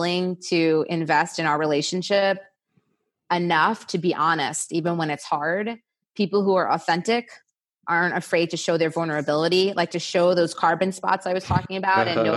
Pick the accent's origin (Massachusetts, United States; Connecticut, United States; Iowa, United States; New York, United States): New York, United States; New York City; now in California, United States; I'm from New York City